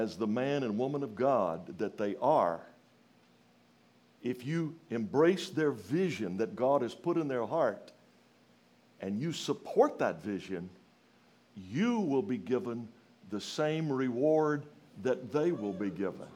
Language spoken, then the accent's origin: English; Louisiana, United States; moved away; I'm from Louisiana, kind of from the country